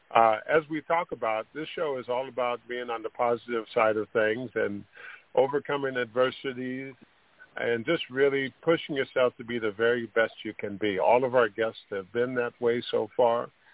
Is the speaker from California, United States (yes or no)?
yes; Sacramento, California, United States; I grew up in Sacramento